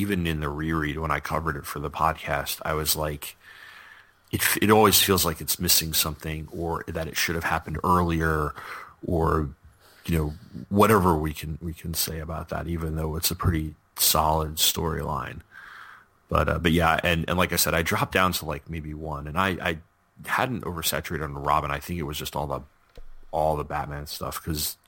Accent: Sayville, New York, United States; moved away; you guys know I'm from New York

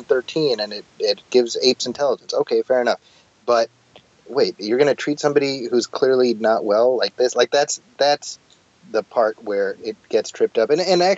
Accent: San Francisco, California, United States; a Planet of the Apes movie set in my hometown.

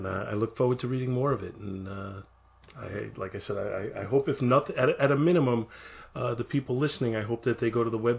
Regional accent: New York City, New York, United States; I grew up in Brooklyn, so we just pronounce things the way we pronounce them

